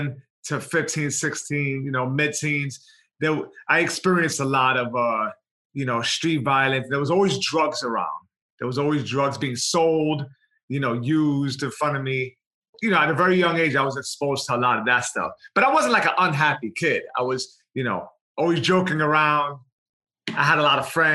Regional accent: New York City, New York, United States; I was born in New York City, Lower East Side, Manhattan. From the age of 1 to 10, I grew up in the projects in Baruch, single mom with my sister

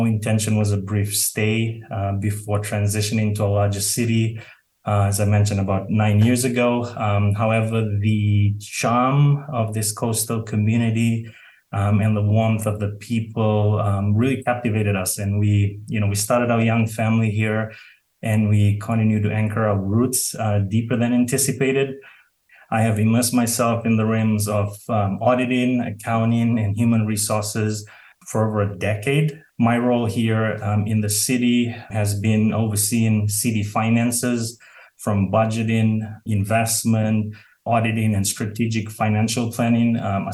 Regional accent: Fiji; moved away as an adult; now in Fort Bragg, United States; I was born and raised in Fiji in the South Pacific, and I moved to the United States about 9 years ago

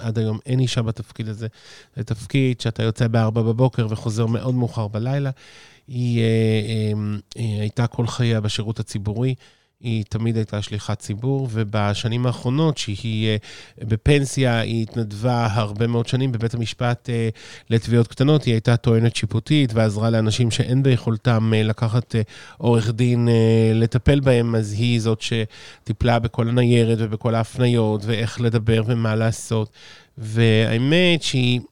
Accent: Ramat Gan, Tel Aviv District, Israel; moved away as an adult; now in Savyon, Israel; נולדתי ברמת גן

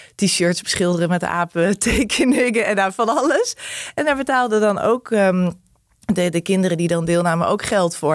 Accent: Arnhem, Gelderland, Netherlands; die verschillende wijken in Arnhem, waar ik opgegroeid ben gegroeid

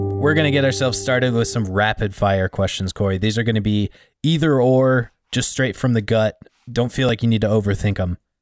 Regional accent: Montana, United States; I'm from Montana

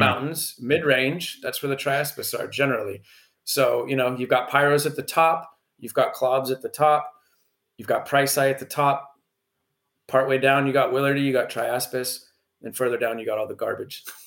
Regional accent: California, United States; I'm from California, so that's like my backyard.

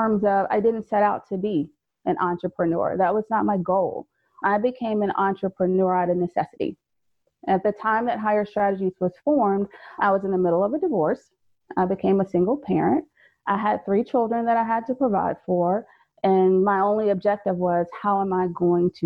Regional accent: Fayetteville, North Carolina, United States; moved away as an adult; also born or lived in Maryland; I'm originally from Fayetteville, North Carolina

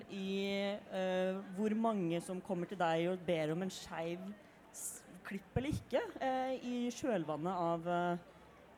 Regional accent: Fredrikstad, Østfold, Norway; Jeg er 27 år gammel, kommer fra Fredrikstad.

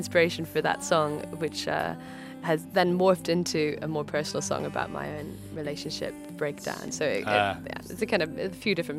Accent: Edinburgh, Scotland, United Kingdom; accent: mix of Scottish and American; now in London, United Kingdom; my mother moved over to Scotland, where I grew up

